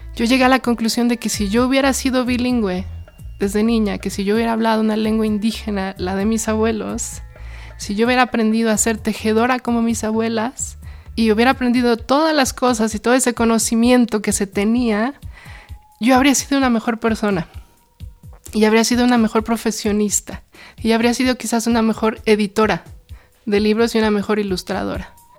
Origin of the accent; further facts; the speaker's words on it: Mexico City, Mexico; soy del Círculo de Cerros, conocido como Milpa Alta